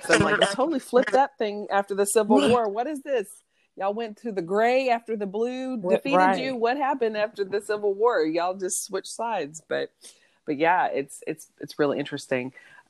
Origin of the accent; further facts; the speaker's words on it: East Texas, United States; also born or lived in Dallas, Texas; my family, we moved to East Texas from Dallas in the late 80s, and we were the only biracial family.